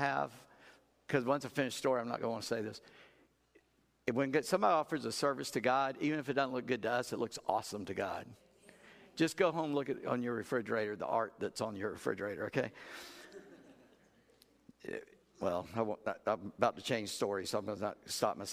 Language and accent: English; South Carolina, United States; I'm just a redneck from South Carolina